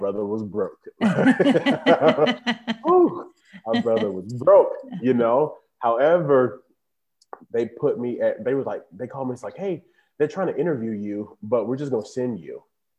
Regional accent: Little Rock, Arkansas, United States; moved away as an adult; now in Nashville, United States; So my background, I'm originally from Little Rock, Arkansas, and I moved to Nashville in 2012. So it'll be 9 years this year since being in that.

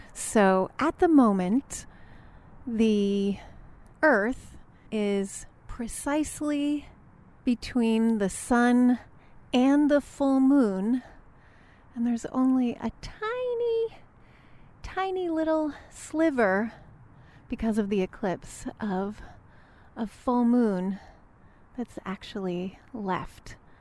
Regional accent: Alaska, United States; moved away; I am from Alaska

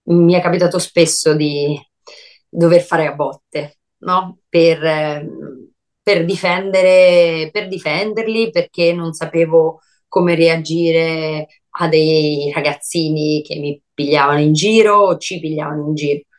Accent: Brescia, Lombardy, Italy; moved away; Quando me ne sono andata da Brescia, io me ne sono andata con tanta rabbia rispetto a tutte le persone

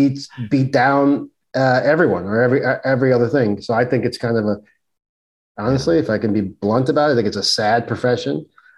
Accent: New York City, New York, United States; growing up in Brooklyn, on the streets of Brooklyn

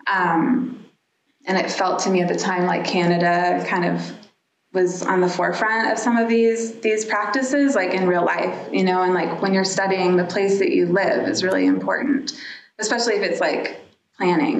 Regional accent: Dallas, Texas, United States; moved away; I grew up in Dallas, Texas

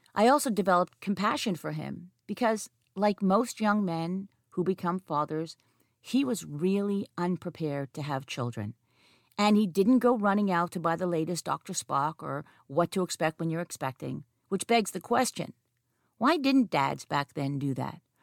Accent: Montreal, Quebec, Canada; I have two psychology degrees from my hometown University of Montreal

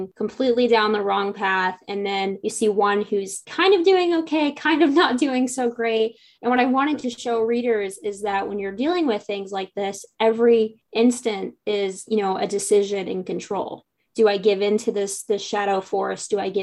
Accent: near Logansport, Indiana, United States; we both grew up not too far from Logansport.

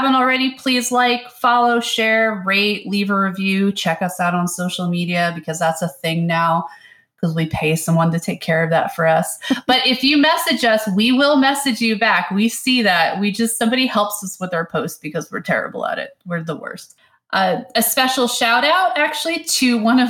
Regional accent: New York, United States; I grew up in New York

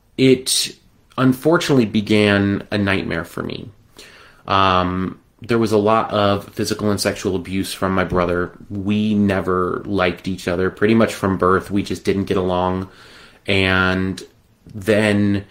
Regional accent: Las Vegas, Nevada, United States; I was born in 1981 in Las Vegas, Nevada

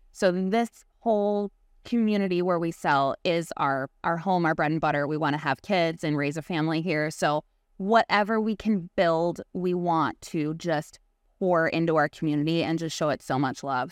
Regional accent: Chicago, Illinois, United States; born or raised there

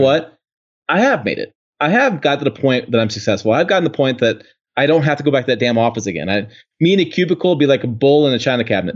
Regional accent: Janesville, Wisconsin, United States; I was born in Janesville, out, outside the Janesville assembly plant

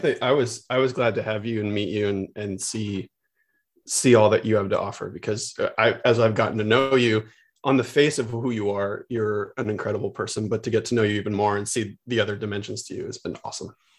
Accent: San Francisco, California, United States; I grew up in the Bay Area

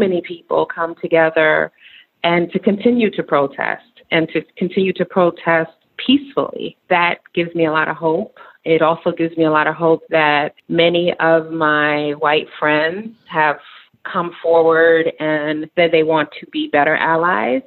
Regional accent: New York City, New York, United States; moved away as an adult; also born or lived in Nairobi, Kenya; I am a New York City girl, so I grew up in New York City, Queens, New York

